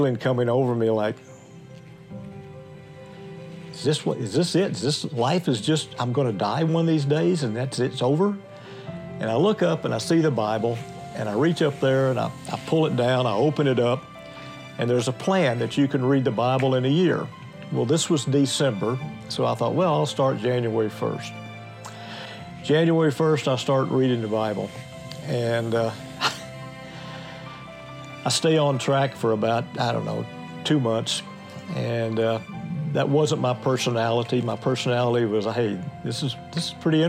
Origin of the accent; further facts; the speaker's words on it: United States; I was born in the United States